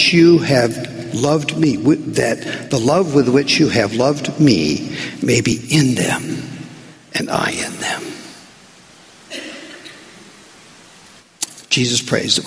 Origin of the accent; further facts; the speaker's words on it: United States; being American